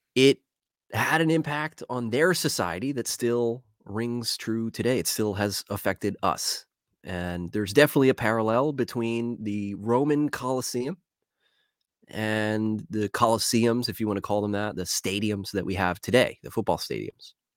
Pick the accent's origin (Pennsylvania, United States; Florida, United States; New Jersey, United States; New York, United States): Pennsylvania, United States; Philadelphia; I'm from Philadelphia. I got two one five running in my blood.